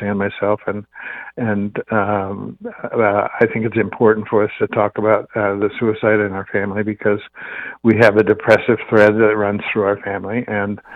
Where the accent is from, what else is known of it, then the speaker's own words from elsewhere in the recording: Wakefield, Nebraska, United States; moved away; I grew up in Wakefield, Nebraska, which is a town of about 1,000